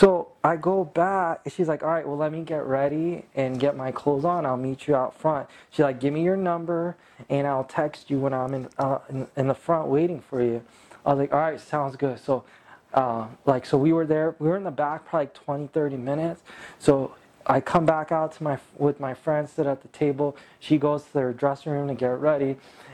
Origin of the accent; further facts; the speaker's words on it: California, United States; I'm from California